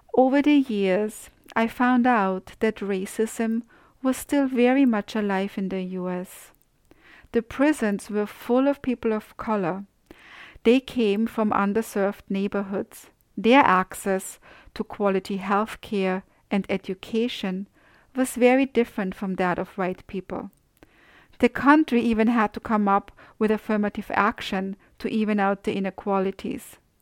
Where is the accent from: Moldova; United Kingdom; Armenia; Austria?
Austria; moved away; I grew up in Austria